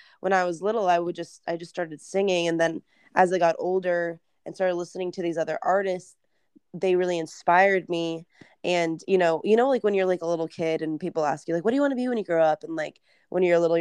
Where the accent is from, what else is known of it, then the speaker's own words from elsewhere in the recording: Arizona, United States; moved away as an adult; now in Los Angeles, United States; I am originally from Arizona and like born and raised there.